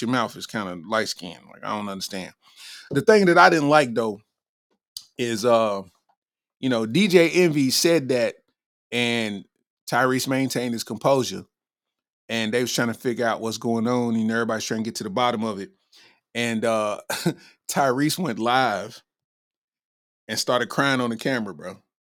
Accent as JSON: {"language": "English", "town": "Lexington", "region": "Kentucky", "country": "United States", "said": "I'm from Lexington, Kentucky"}